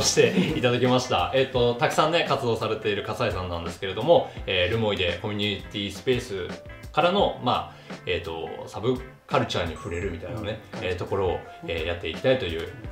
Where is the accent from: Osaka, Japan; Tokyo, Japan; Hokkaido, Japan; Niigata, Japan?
Hokkaido, Japan; Rumoi; 札幌とかその都市部を経験してない人間だから余計思うのかもうずっと留萌のままなんで